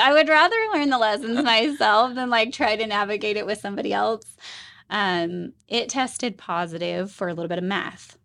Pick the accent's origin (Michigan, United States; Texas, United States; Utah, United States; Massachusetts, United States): Utah, United States; also born or lived in Tennessee; So I am a native, born and raised Utah.